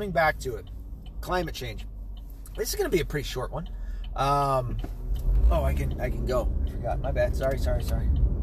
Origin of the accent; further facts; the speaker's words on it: United States; I am Irish and I am Scottish, but I was born here in the States and this is my country